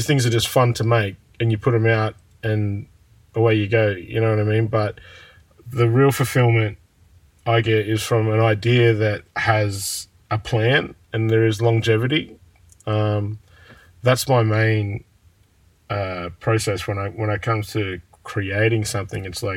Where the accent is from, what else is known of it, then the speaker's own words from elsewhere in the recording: Shepparton, Victoria, Australia; I'm sitting outside of my childhood house right now, and I'm looking at the primary school down the street in which I loathe to go every morning